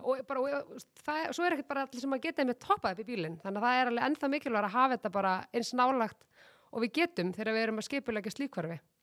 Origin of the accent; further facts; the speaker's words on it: Garðabær, Capital Region, Iceland; mér hefur þótt svo dásalegt að alast upp í Garðabæ